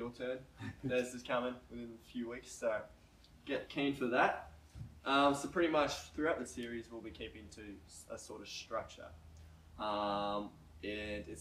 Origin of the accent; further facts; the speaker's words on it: Oakey, Queensland, Australia; now in New South Wales, Australia; up in my hometown, Oakey, where I was born in Queensland. Queenslander all the way.